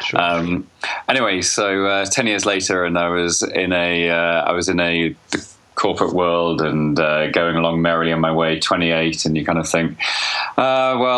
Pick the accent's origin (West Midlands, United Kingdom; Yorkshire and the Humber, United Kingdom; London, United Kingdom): West Midlands, United Kingdom; Birmingham; also born or lived in Bangkok; I was born in Birmingham.